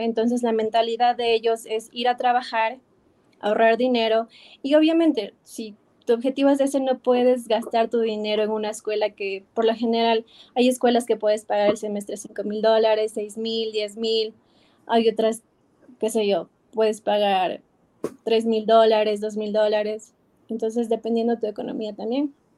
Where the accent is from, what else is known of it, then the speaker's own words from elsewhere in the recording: Ecuador; moved away as an adult; now in New York, United States; me regresé a Ecuador